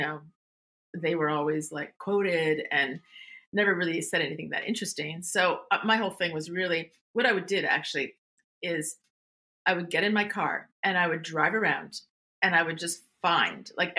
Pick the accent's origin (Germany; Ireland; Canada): Canada; Montreal, Quebec; moved away as an adult; also born or lived in California; I grew up in Montreal